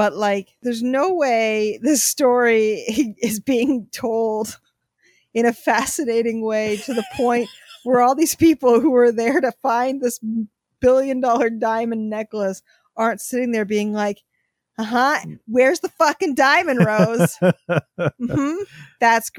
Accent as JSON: {"language": "English", "region": "Wisconsin", "country": "United States", "said": "I'm from Wisconsin"}